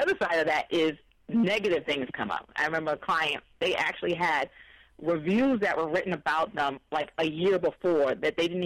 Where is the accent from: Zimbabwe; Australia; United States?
United States; Missouri; I'm from Missouri